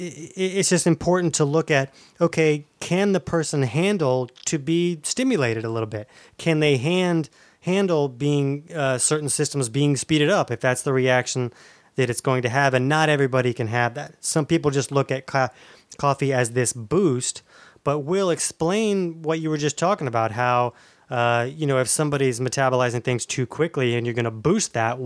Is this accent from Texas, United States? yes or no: no; Orange Park, Florida, United States; I'm from Orange Park, Florida.